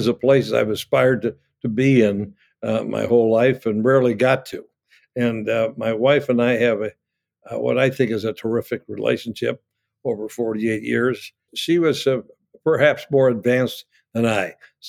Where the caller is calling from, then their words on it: Annapolis, Maryland, United States; Well, I'm calling from Annapolis, Maryland, and I think Alden's nearby.